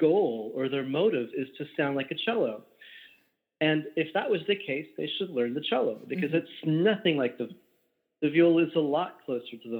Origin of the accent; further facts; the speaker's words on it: Berkeley, California, United States; also born or lived in Walnut Creek, California; now in New Jersey, United States; I was born in Berkeley, lived in Walnut Creek